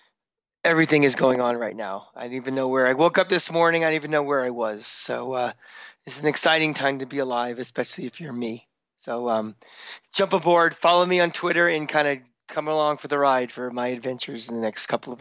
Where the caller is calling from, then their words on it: Tampa, Florida, United States; I'm coming from Tampa, Florida, where my Tampa Bay Rays have just survived elimination, so I apologize if my voice sounds shot.